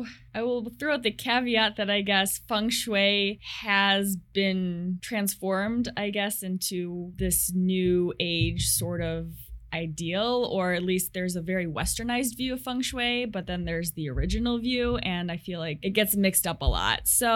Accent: St. Charles, Illinois, United States; moved away as an adult; now in Seattle, United States; So I say Chicago to everyone, but it's actually a suburb. Unless you're from Chicago, you don't know the suburbs. So I come from a Chicago suburb.

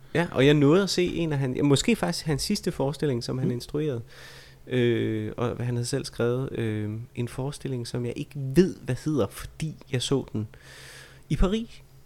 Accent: Vejle, Southern Denmark, Denmark; jeg er jo fra Vejle

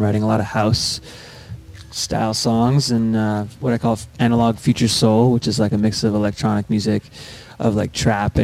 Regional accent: Montreal, Quebec, Canada; growing up in Montreal

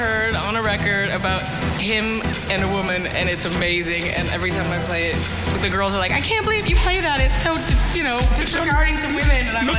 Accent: Windsor, Ontario, Canada; moved away as an adult; also born or lived in England; I live in my hometown, Windsor, Ontario, okay. In Canada.

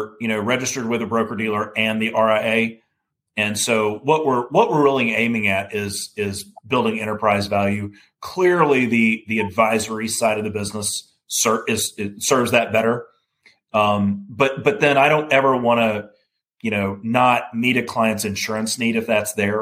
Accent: Alabama, United States; I grew up in Alabama

